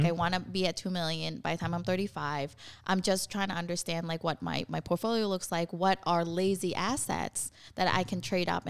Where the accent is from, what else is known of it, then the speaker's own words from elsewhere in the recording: Vietnam; Like we're from Vietnam and like, she's had to like reinvent herself so many different ways.